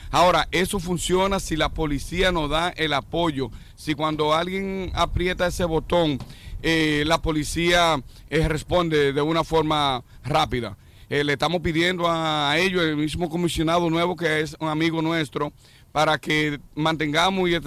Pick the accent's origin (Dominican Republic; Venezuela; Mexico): Dominican Republic; now in New York, United States; sí, la mayoría somos dominicanos todavía.